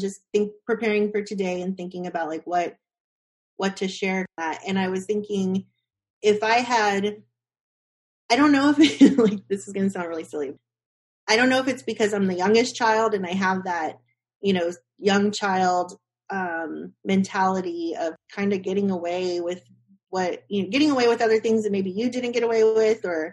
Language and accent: English; Austin, Texas, United States; growing up in Austin, keep Austin weird